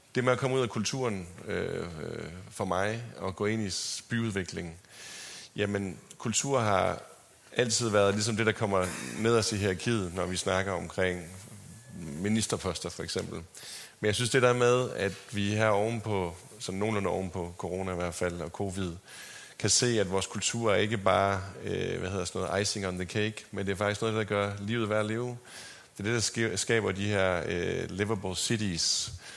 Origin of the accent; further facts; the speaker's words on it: Sæby, North Denmark Region, Denmark; also born or lived in Aarhus / Los Angeles; now in Copenhagen, Denmark; jeg er vokset op på landet uden for Sæby i Nordjylland. Og øh, dialekten har fulgt med, også til L.A.